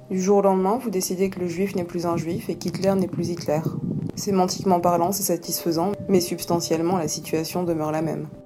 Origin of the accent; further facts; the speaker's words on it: Martinique; J'ai grandi en Martinique, j'y ai passé toute mon enfance et toute mon adolescence